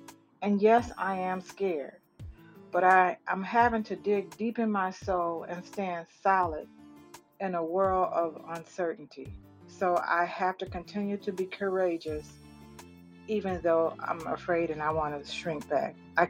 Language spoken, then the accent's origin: English; Midwest, United States; I'm from the Midwest.